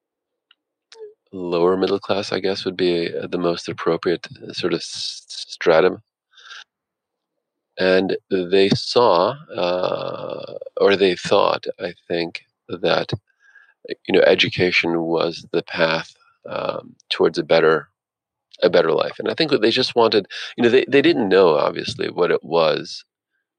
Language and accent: English; New Jersey, United States; now in Philadelphia, United States; I grew up in North Jersey, the child of two blue-collar parents